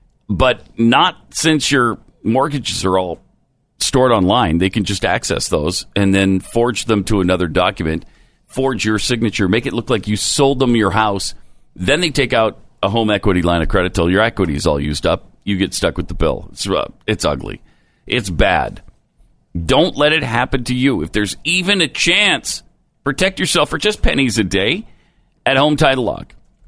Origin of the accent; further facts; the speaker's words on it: Montana, United States; moved away; when I was growing up in Montana.